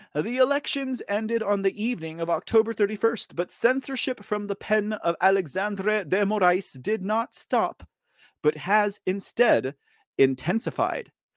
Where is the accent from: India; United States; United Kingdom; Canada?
United States; Texas; I'm from Texas